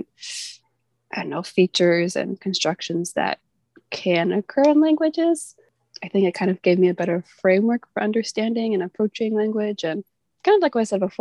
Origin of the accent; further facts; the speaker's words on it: United States; accent: American English; first language English; moved away as an adult; now in Myanmar; My first language is English, American English